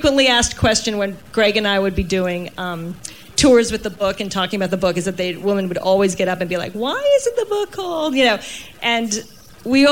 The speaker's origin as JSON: {"language": "English", "region": "New York", "country": "United States", "said": "I was in my late 30s single, and I'm from New York"}